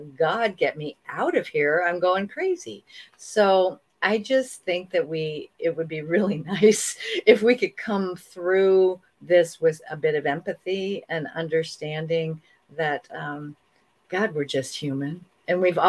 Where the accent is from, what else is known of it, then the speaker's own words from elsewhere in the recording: Iowa border of Illinois, United States; moved away; also born or lived in Hong Kong / Chicago; I grew up on the Iowa border of Illinois.